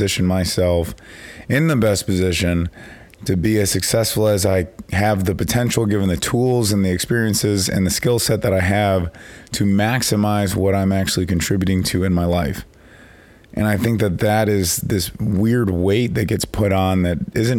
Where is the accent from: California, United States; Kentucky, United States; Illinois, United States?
Illinois, United States; Chicago; I'm from Chicago